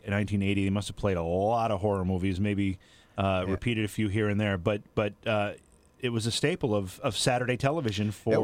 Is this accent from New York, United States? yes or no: yes; New York, United States; where I was growing up in New York State, we did not have Syracuse television on our network. What I had was New York City television